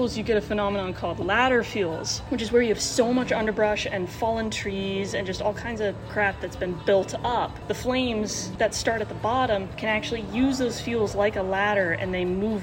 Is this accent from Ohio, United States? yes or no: no; Wyoming, United States; moved away as an adult; now in Walla Walla, United States; I'm from Wyoming